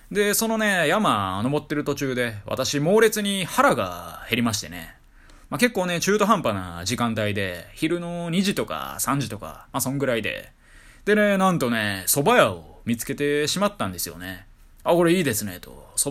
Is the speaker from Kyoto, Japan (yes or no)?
yes; Kyoto, Japan; moved away; ちょっと私、地元が京都なんで